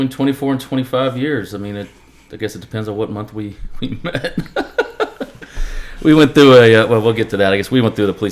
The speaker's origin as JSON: {"language": "English", "town": "San Leandro", "region": "California", "country": "United States", "tie": "born or raised there", "moved": "yes", "lives_now": "Virginia, United States", "said": "I was born in San Leandro, California."}